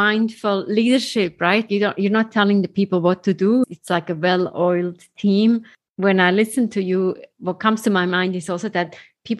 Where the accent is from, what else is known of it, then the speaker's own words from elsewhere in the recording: Switzerland; moved away; I came from Switzerland to New York, to Kilimanjaro, completing the Ironman.